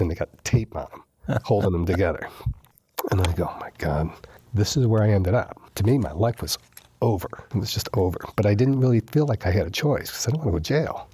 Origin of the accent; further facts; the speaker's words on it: New York, United States; moved away; I'm from New York. I've lived in a city my whole life